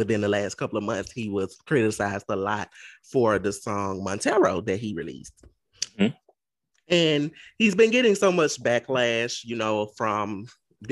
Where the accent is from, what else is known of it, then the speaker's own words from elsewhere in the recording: Mississippi, United States; I'm from Mississippi